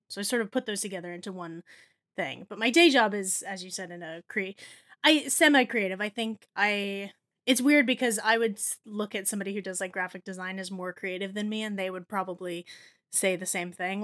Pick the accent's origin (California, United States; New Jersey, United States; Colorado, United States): New Jersey, United States; I grew up in New Jersey